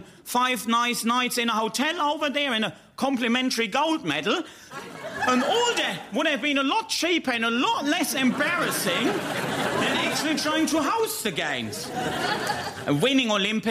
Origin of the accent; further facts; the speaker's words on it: Hagen, North Rhine-Westphalia, Germany; moved away as an adult; now in London, United Kingdom; I'm from Hagen